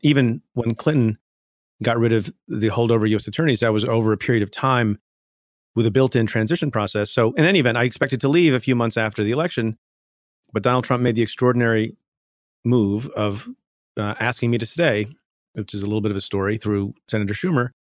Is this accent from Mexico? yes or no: no; India; now in United States; I was born in India, came to the United States